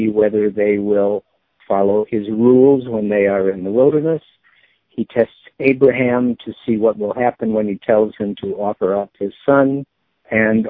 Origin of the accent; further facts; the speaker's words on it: Chicago, Illinois, United States; moved away as an adult; now in Philadelphia, United States; I'm a Chicagoan who lives in Philadelphia now.